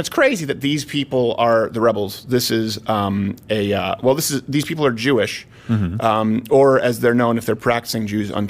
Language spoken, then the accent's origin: English; Canada; now in United States; And I was raised in Canada.